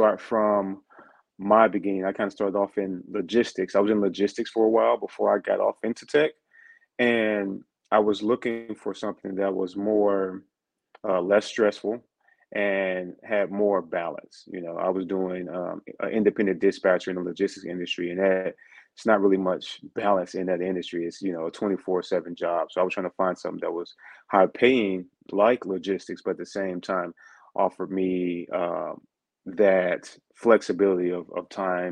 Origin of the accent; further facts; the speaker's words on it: St. Louis, Missouri, United States; moved away; I'm originally from St. Louis, Missouri. So I'm originally from the States